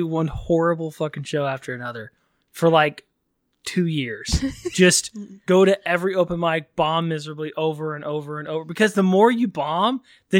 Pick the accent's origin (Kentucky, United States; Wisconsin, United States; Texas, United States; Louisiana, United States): Texas, United States; moved away as an adult; I grew up in Texas, lived there for most of my life. And then in 2015, when I was, what was I then? 31-ish. And I moved out here to pursue comedy